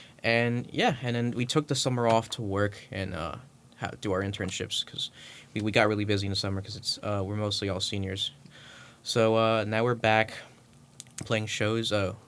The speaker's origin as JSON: {"language": "English", "town": "Ventnor City", "region": "New Jersey", "country": "United States", "said": "I'm from Ventnor, New Jersey, which is a town right outside of Atlantic City."}